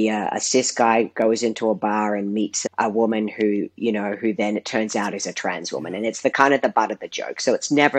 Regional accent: Australia; I grew up in Australia, and despite growing up in the third largest city

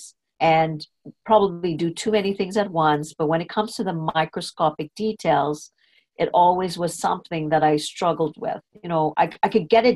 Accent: Trinidad & Tobago; I was born in Trinidad. I went to a British school system, was very strict. And I was in standard 5. So I must have been about 12 years old

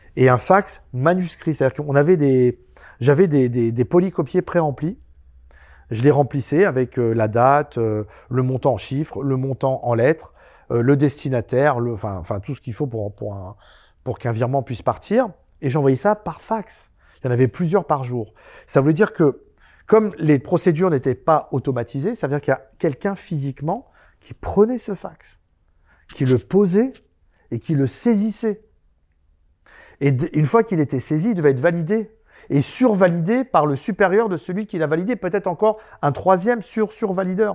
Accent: Pantin, Île-de-France, France; also born or lived in Aubervilliers; moi je suis né à Aubervilliers et j'ai grandi à Pantin

